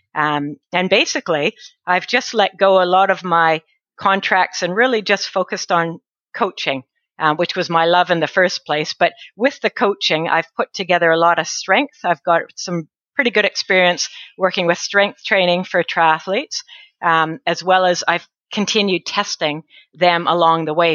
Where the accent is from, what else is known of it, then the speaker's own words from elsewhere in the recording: northern British Columbia, Canada; moved away as an adult; now in New Zealand; I'm Canadian. I grew up in northern BC, British Columbia, in Canada